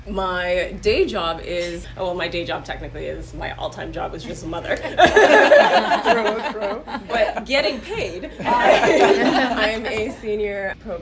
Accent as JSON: {"language": "English", "town": "Ottawa", "region": "Ontario", "country": "Canada", "tie": "born or raised there", "said": "And again, because I grew up in Ottawa, I decided I don't want to stay in Ottawa."}